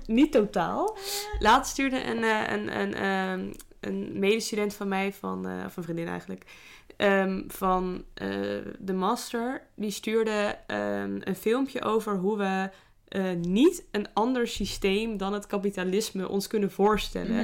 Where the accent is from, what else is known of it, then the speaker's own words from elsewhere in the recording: Netherlands; wij gemiddeld als Nederlanders